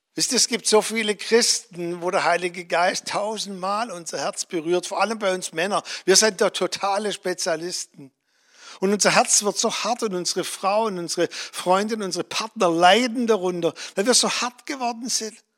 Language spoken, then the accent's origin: German; Germany; als Deutsche